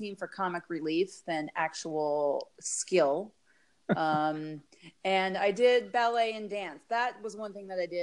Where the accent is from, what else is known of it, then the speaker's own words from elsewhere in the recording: North Dakota, United States; moved away as an adult; also born or lived in Colorado / Oregon; now in Arizona, United States; I grew up in North Dakota, and then I went to college in Colorado